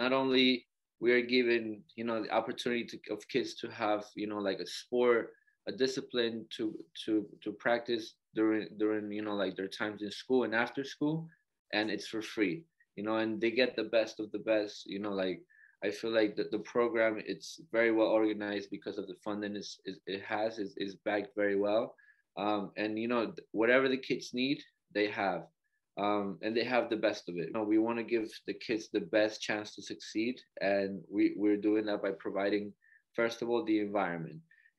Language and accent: English; Colombia; now in New York, United States; You know, I came here from Colombia, so my Hispanic background just like drew me to like the community. I was in Harlem first